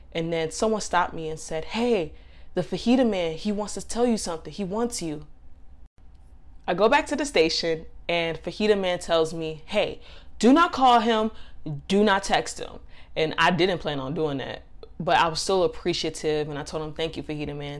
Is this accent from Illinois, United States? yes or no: yes; Chicago, Illinois, United States; now in Miami, United States; I'm from Chicago, but I moved to Florida